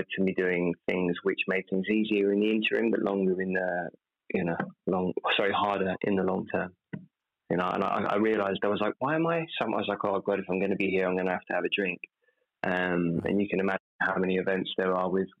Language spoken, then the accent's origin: English; United Kingdom; I'm British